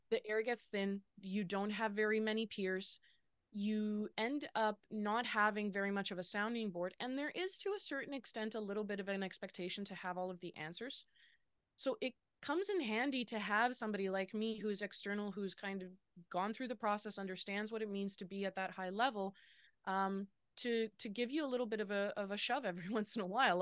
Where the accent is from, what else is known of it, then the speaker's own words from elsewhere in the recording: Lower Mainland, British Columbia, Canada; now in Kelowna, Canada; I grew up in the Lower Mainland